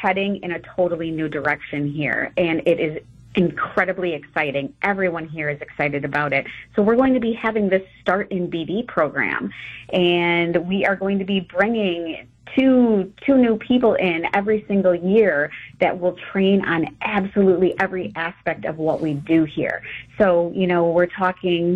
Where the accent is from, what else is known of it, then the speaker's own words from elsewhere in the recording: Beaver Dam, Wisconsin, United States; I was born and raised in Beaver Dam, so I spent a majority of my life here